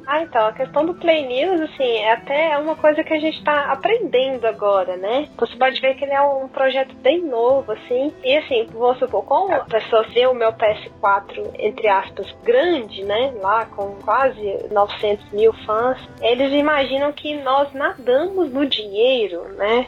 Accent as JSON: {"language": "Portuguese", "town": "Uberaba", "region": "Minas Gerais", "country": "Brazil", "tie": "born or raised there", "also_born_or_lived": "Goiás", "moved": "as an adult", "said": "lá na minha terra, ostentar meu PlayStation. Cheguei, em Uberaba"}